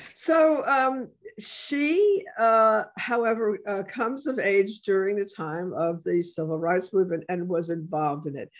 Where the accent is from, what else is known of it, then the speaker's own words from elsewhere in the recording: New York City, New York, United States; moved away; my uh, childhood in the Bronx